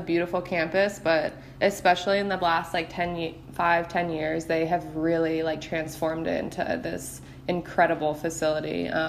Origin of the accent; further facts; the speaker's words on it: Detroit, Michigan, United States; now in Bradenton, United States; So my parents actually, like, we moved from Detroit to Florida, like Bradenton. So like we live like 20 minutes from IMG